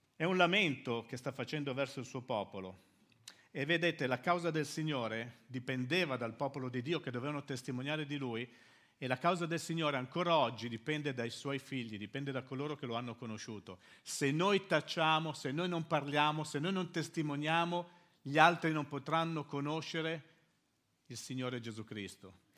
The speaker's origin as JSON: {"language": "Italian", "town": "Milan", "region": "Lombardy", "country": "Italy", "tie": "born or raised there", "moved": "as an adult", "lives_now": "Livorno, Italy", "said": "io sono arrivato a Livorno, da Milano. Noi siamo milanesi, sono milanesi, siamo nati a Milano."}